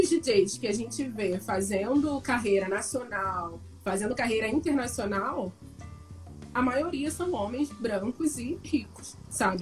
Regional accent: Niterói, Rio de Janeiro, Brazil; eu sou de Niterói

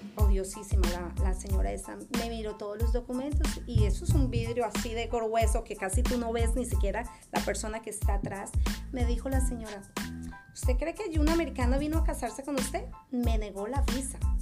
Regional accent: Ibagué, Tolima, Colombia; first language Spanish; moved away as an adult; also born or lived in Kansas City, United States; now in United States; yo soy original de Colombia, soy colombiana, soy ibaguereña, la ciudad musical de Colombia

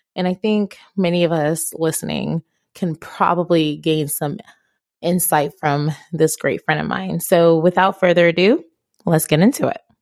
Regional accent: Ghana; English is a second language; now in United States; I am African, I am from Ghana, and I am black.

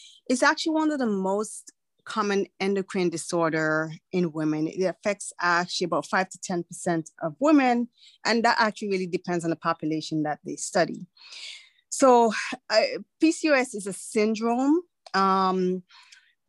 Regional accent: Antigua & Barbuda; moved away; I was born in the Eastern Caribbean in a tiny twin nation island called Antigua and Barbuda.

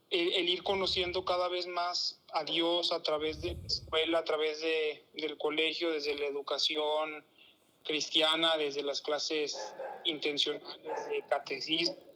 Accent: San Juan de los Lagos, Jalisco, Mexico; yo soy originario de una ciudad que se llama San Juan de los Lagos, en el estado de Jalisco. Es una ciudad pequeña, apenas va llegando a los 100.000 habitantes

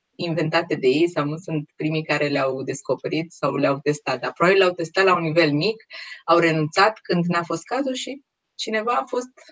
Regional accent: Romania; noi ca și români

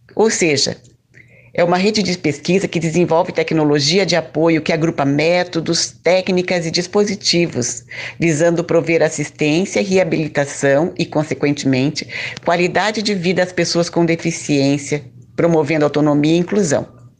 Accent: Lages, Santa Catarina, Brazil; now in Curitiba, Brazil; Eu nasci em Laje, Santa Catarina e hoje moro em Curitiba

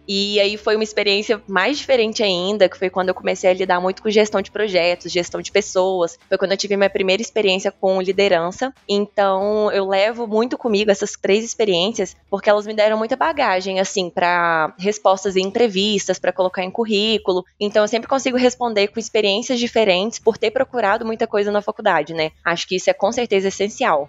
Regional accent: Formiga, Minas Gerais, Brazil; accent: interior de Minas; moved away as an adult; also born or lived in Uberlândia, Brazil; now in Itu, Brazil; mas eu sou natural de Minas, de uma cidade chamada Formiga. Vocês devem perceber pelo sotaque que eu sou do interior de Minas

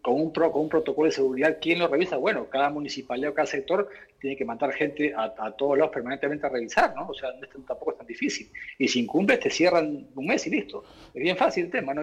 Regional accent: Peru; Todos somos peruanos

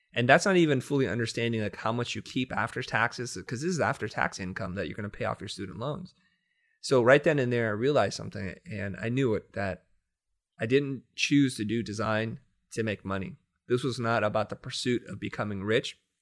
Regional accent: United States; I grew up poor in the United States

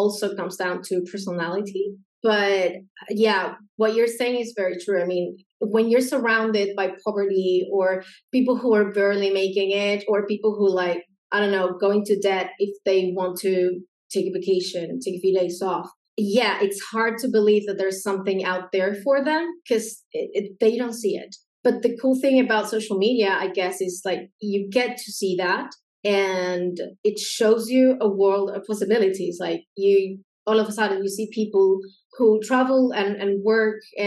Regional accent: Argentina; English is a second language; I'm from Argentina

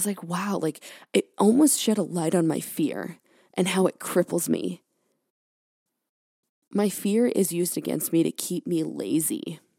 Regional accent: California, United States; now in Maine, United States; I'm from California, born and raised. I've been in Maine for, like, almost 4 years now.

